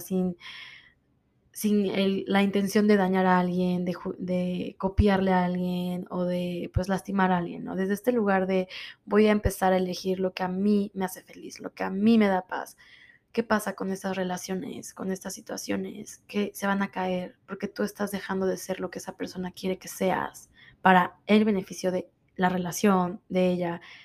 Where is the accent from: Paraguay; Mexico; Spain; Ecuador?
Mexico; moved away as an adult; now in Miami, United States; Soy de México, vivo en Miami hace 13 años